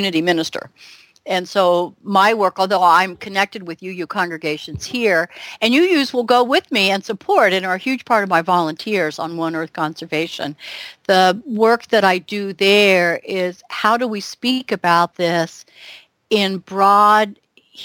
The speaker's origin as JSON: {"language": "English", "region": "the South", "country": "United States", "tie": "born or raised there", "said": "I was raised Methodist Baptist in the South."}